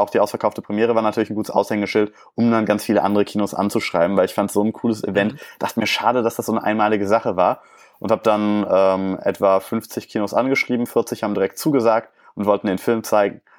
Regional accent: Leverkusen, North Rhine-Westphalia, Germany; ein kleines Kino in Leverkusen angeschrieben, meine Heimatstadt

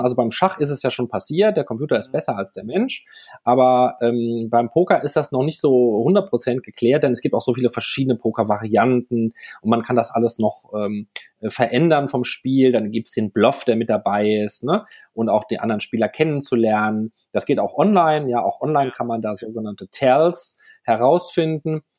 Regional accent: France; moved away; nach Frankreich, wo ich herkomme ursprünglich

